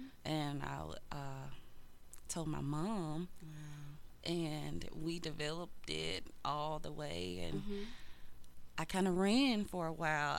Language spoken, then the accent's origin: English; the South, United States; we grew up in the South. We grew up in a small town, so we're going to the programs, we're speaking.